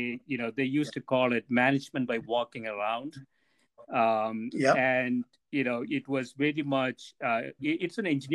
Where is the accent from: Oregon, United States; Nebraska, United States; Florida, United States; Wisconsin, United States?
Oregon, United States; Corvallis; I said, "I'm from Corvallis, Oregon."